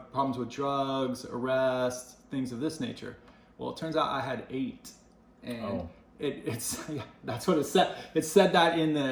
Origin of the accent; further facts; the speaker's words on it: Salt Lake City, Utah, United States; moved away; Salt Lake City, Utah